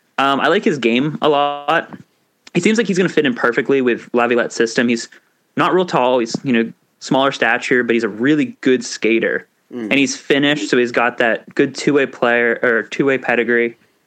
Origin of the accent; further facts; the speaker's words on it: Pennsylvania, United States; Growing up in Pennsylvania